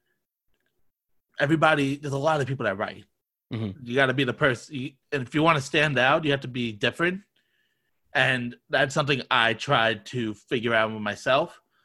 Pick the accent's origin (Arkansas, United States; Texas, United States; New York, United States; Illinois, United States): New York, United States; Long Island; moved away as an adult; now in Florida, United States; I grew up in Long Island, New York.